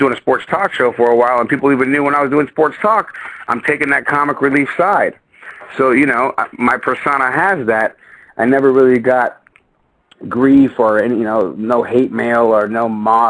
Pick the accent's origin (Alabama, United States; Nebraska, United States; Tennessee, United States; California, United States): California, United States; San Jose; I'm from the east side of San Jose, I was a hood rat growing up